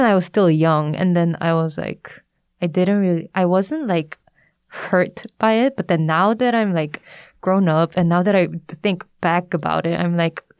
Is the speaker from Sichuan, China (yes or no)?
no; Shanghai, China; I introduced myself as, oh, I'm from Shanghai, China.